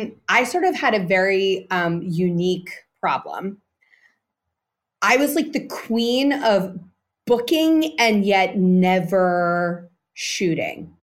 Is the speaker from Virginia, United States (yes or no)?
no; New York, United States; I grew up in New York, yeah.